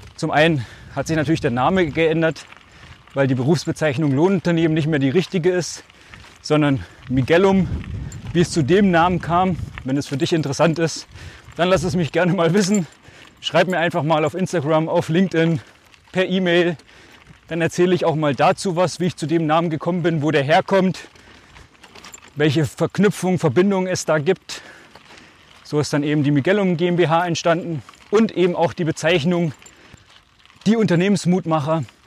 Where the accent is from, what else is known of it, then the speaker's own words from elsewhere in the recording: Altmark, Saxony-Anhalt, Germany; accent: Altmark / Swabian at home; Zu Hause schwäbisch und in der Schule würde ich mal sagen altmärkisch, wobei das schon relativ Hochdeutsch ist